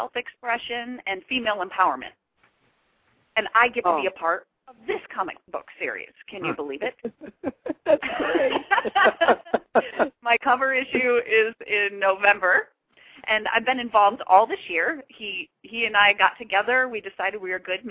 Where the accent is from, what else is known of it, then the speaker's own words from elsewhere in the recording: Michigan, United States; also born or lived in Chicago, Illinois; now in Hollywood, United States; I grew up in Michigan originally, but I did live in Chicago for a long time